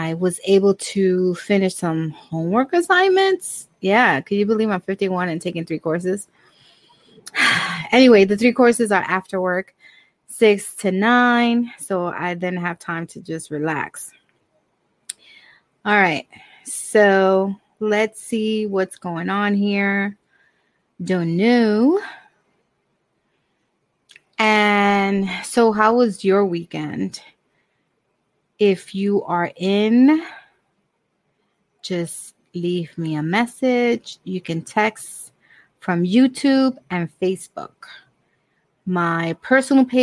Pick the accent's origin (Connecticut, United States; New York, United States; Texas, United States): New York, United States; New York City; also born or lived in Bronx, New York; I was born and raised in Brooklyn, and I live in the Bronx now